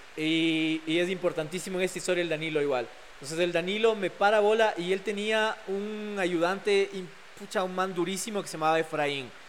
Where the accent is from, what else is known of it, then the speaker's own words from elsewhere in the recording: Ecuador; mi barrio fue increíble, crecí en la Carolina, con un montón de pelados